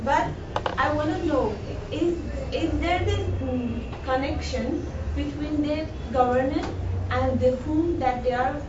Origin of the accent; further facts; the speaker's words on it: Afghanistan; English is a second language; moved away; from Afghanistan.